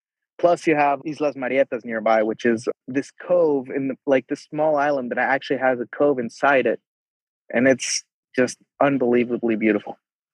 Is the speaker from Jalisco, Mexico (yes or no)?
yes; Jalisco, Mexico; I can't not mention my home state of Jalisco